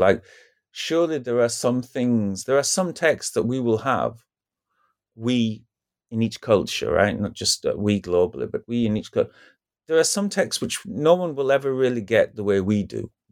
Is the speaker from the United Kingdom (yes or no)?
yes; United Kingdom; as a British person